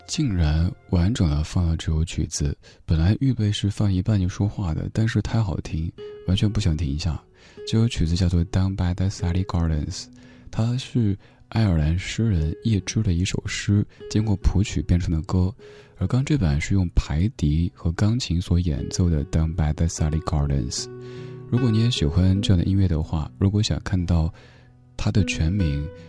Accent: Chengdu, Sichuan, China; now in Beijing, China; 我成都嘞

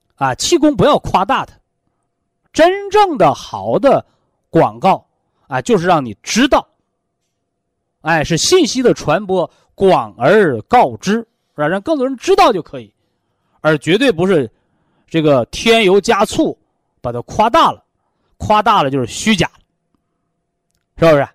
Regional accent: China; 我们是中国人，啊，我们是炎黄子孙

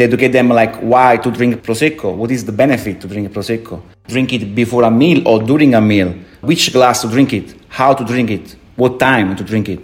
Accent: Naples, Campania, Italy; English is a second language; now in China; I come from Napoli

